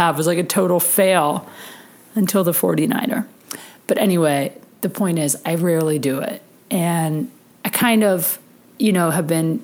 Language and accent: English; Ohio, United States; moved away; I grew up in Ohio